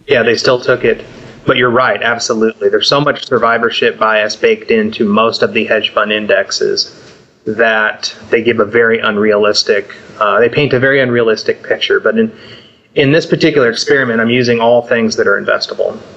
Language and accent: English; Southern California, United States; I grew up surfing in Southern California